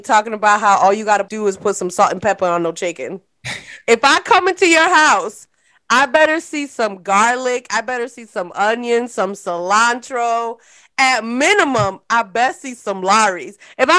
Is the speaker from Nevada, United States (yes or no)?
no; New York City, New York, United States; I'm a Brooklyn girl